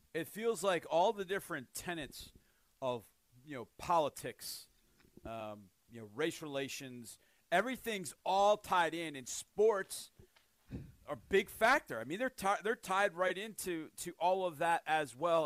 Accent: United States

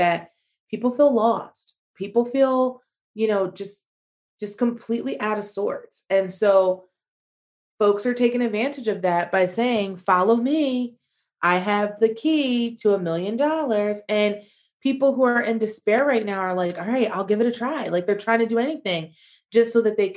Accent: United States; moved away as an adult; also born or lived in Spain; as an American

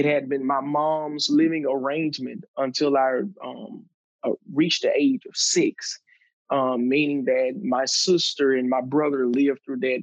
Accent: Macon, Mississippi, United States; also born or lived in Starkville, Mississippi; I was born and raised in Starkville, Mississippi, Oktibbeha County, just north of Noxubee County, which was my hometown where we resided in Macon, Mississippi

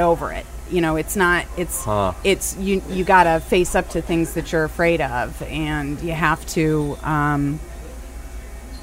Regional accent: Downers Grove, Illinois, United States; I'm from a place called Downers Grove, Chicago

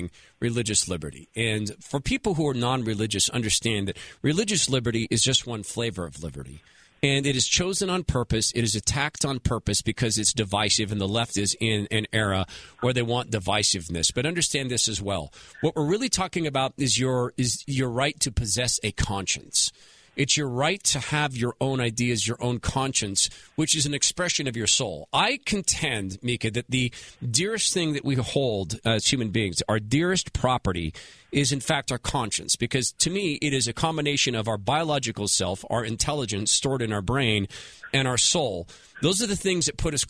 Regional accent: Washington, United States; home state of Washington State

